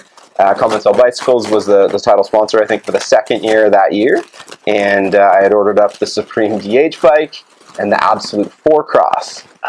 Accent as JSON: {"language": "English", "region": "Ottawa Valley", "country": "Canada", "tie": "born or raised there", "said": "close to my hometown, which is always awesome to head back to the Ottawa Valley."}